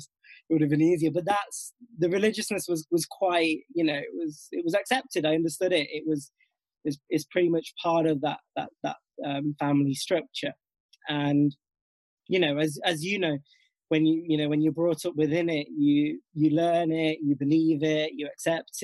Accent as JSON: {"language": "English", "town": "Nottingham", "region": "East Midlands", "country": "United Kingdom", "tie": "born or raised there", "also_born_or_lived": "Northampton", "said": "born and bred in Nottingham itself"}